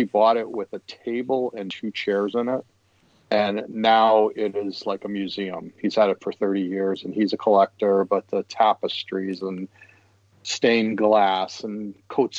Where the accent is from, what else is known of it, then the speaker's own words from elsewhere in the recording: Chicago, Illinois, United States; I'm from Chicago